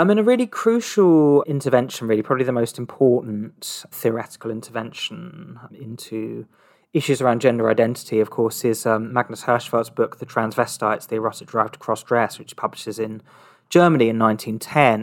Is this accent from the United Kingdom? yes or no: yes; Surrey, South East England, United Kingdom; moved away; also born or lived in Brighton / London; my, my hometown, uh, it's a small town in Surrey